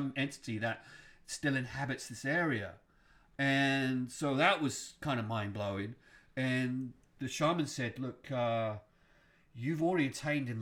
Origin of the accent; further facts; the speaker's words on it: Stonehenge, South West England, United Kingdom; now in United States; I grew up around Stonehenge